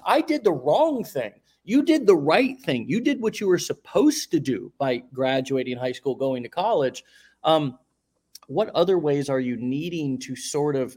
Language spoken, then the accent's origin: English; United States; me as an American born into this country